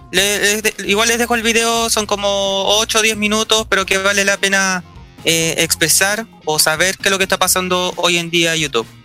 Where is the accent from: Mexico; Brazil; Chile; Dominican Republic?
Chile